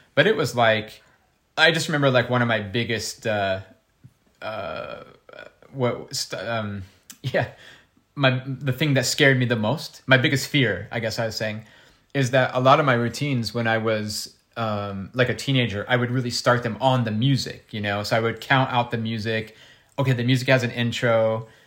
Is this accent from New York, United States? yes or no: no; Ohio, United States; in school, uh, growing up in Ohio